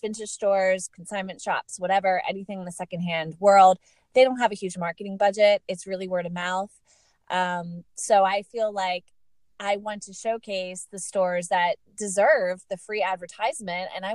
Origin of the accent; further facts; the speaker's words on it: Lancaster, Pennsylvania, United States; moved away; It's Lancaster, Pennsylvania